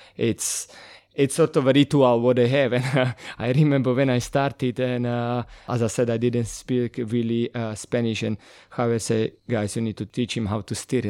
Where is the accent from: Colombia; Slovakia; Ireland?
Slovakia; North Slovakia; English is a second language; moved away as an adult; now in London, United Kingdom; I'm originally from Slovakia